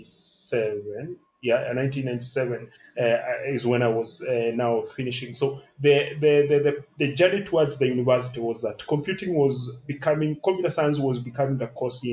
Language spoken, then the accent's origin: English; Kijabe, Kiambu County, Kenya; I was brought up in Kijabi